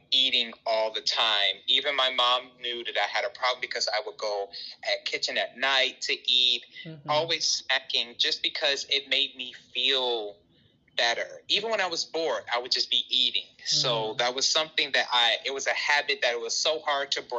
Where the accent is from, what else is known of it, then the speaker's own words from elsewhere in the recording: Chicago, Illinois, United States; I am born and raised in Chicago